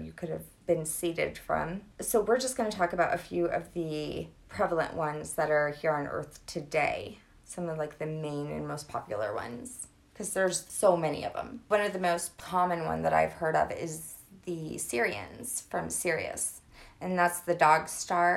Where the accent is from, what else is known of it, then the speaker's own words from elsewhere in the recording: Louisiana, United States; I'm from Louisiana